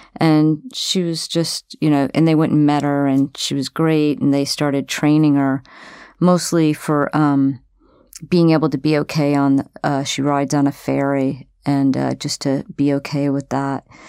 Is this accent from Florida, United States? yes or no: yes; Florida, United States; also born or lived in New York City; now in Oregon, United States; I'm from Florida and I've lived for thirty years in New York City